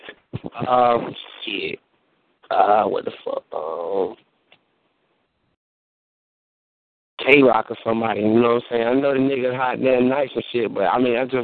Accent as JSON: {"language": "English", "town": "Oxford", "region": "North Carolina", "country": "United States", "tie": "born or raised there", "said": "my hometown, Oxford. You know what I'm saying? Oxford, North Carolina"}